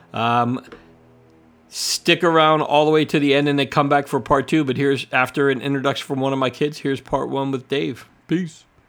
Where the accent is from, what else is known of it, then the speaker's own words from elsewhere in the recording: Florida, United States; moved away; I grew up in Florida